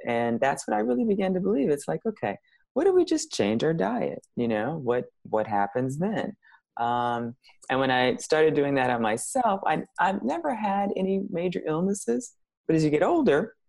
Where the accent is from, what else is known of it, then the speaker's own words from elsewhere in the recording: Chicago, Illinois, United States; I'm from Chicago.